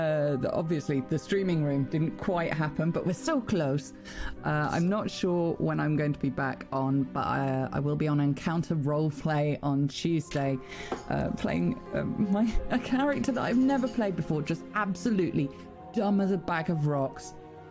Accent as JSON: {"language": "English", "region": "England", "country": "United Kingdom", "said": "Shush, I'm English."}